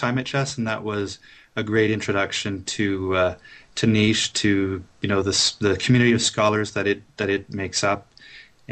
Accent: Ottawa, Ontario, Canada; here in Ottawa, where I grew up.

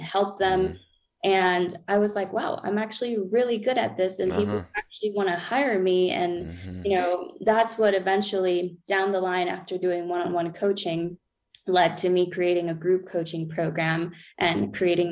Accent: Peru; also born or lived in Florida, United States; now in Colorado, United States; I'm from Peru

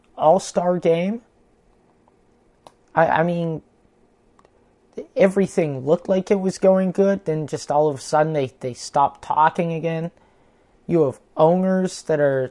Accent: Canada; I'm Canadian

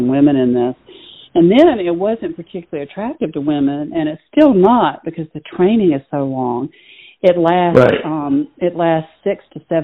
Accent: Low Country, South Carolina, United States; moved away; I grew up in South Carolina

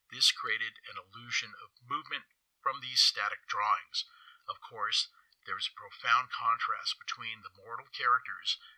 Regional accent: San Francisco, California, United States; Growing up in San Francisco, as a child, I began to haunt our Japantown.

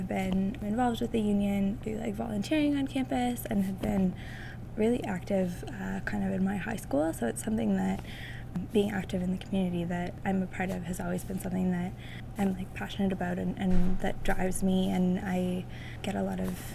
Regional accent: Ottawa, Ontario, Canada; now in Halifax, Canada; I'm from Ottawa.

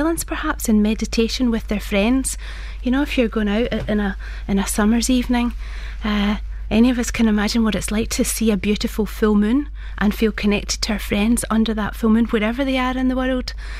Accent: Glasgow, Scotland, United Kingdom; I was born in Glasgow, as you can hear from my accent

